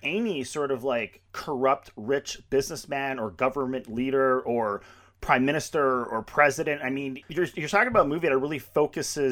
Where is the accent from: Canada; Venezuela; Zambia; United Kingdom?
Canada; I grew up in Canada